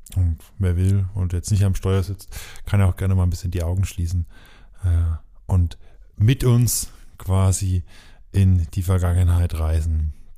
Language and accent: German; Coburg, Bavaria, Germany; unsere Heimat ist ja nicht so weit auseinander. Ich komme ja aus Coburg